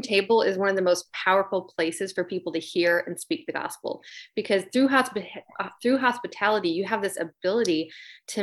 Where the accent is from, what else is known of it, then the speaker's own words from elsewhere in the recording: Michigan, United States; also born or lived in Nashville, Tennessee; now in Charleston, United States; I'm from Michigan originally.